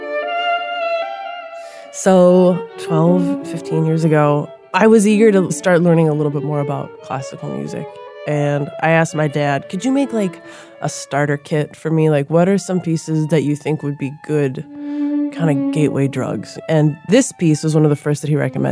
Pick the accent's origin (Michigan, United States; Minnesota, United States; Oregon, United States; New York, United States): Minnesota, United States; Minneapolis; I grew up in South Minneapolis